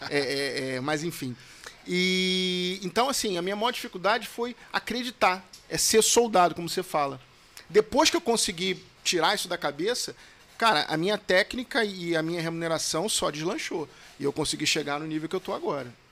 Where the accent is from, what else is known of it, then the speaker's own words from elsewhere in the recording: Rio de Janeiro, Brazil; eu sou advogado aqui do estado do Rio de Janeiro